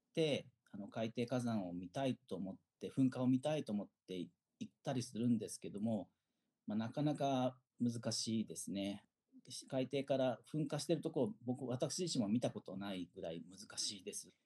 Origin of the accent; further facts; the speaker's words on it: Fujinomiya, Shizuoka, Japan; 静岡県出身でで静岡県のですね富士宮市というところが出身です